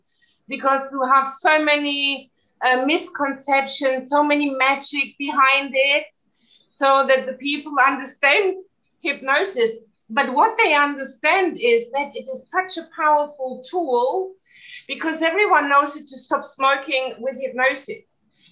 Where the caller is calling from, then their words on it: Valencian Community, Spain; Yes, I'm zooming in from Spain, from the mainland, from the Costa Blanca. It's a beautiful part of Spain.